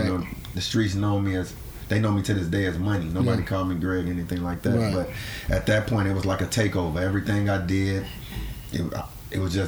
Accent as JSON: {"language": "English", "town": "Chicago", "region": "Illinois", "country": "United States", "tie": "born or raised there", "said": "born and raised in Chicago, Henry Horner Projects"}